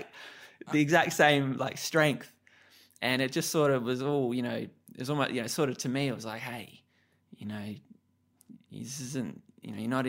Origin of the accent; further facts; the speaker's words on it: Adelaide, South Australia, Australia; Because I'm just a kid. You know, I'm just coming from Adelaide.